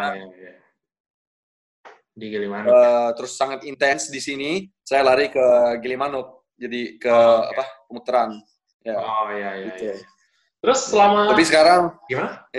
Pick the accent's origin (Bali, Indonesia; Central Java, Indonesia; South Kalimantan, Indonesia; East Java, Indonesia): Bali, Indonesia; Uh, ibu saya Jawa, Bro. Sama bapak saya Amerika. Tapi saya lahir Eh, dan tumbuh besar di Bali.